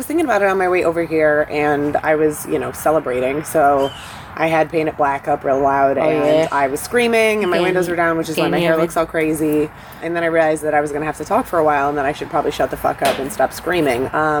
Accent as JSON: {"language": "English", "town": "Monroe", "region": "Michigan", "country": "United States", "tie": "born or raised there", "moved": "yes", "said": "I'm from Monroe, Michigan. I grew up next to a cornfield."}